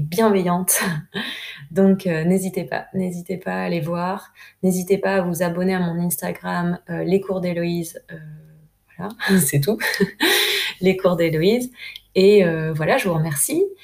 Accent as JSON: {"language": "French", "country": "France", "also_born_or_lived": "Peru", "moved": "as an adult", "said": "en tant que Française"}